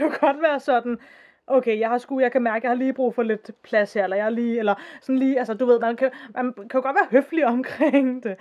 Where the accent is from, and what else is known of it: Denmark